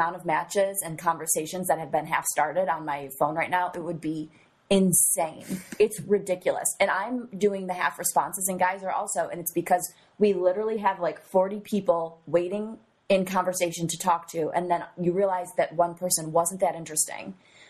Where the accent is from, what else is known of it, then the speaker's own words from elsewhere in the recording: New York, United States; Well, I'm from New York.